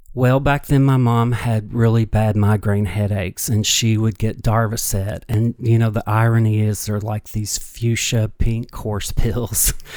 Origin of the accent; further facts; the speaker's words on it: United States; I grew up on the Ohio River